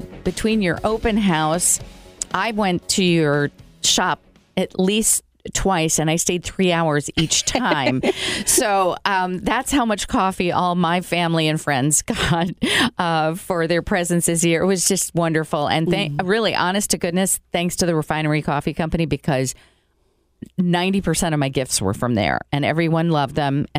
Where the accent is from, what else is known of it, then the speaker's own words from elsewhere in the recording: Brazil; I grew up in South America, you know, in Brazil, the land of coffee.